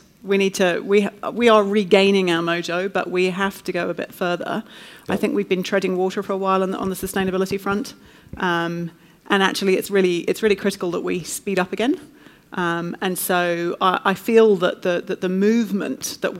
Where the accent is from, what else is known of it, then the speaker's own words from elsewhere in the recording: United Kingdom; now in New Zealand; I'm British or European, half German, and I'm taking my children back home for Christmas.